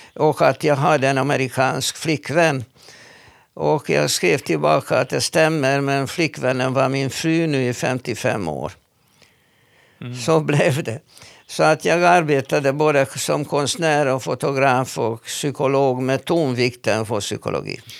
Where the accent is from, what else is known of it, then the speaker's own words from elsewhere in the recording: Hungary; first language Hungarian; Swedish is a second language; moved away as an adult; now in Sweden; Jag är född i Ungern och äh, har uppvuxit där eh, och lyckades komma till Sverige när jag var nästan 30 år gammal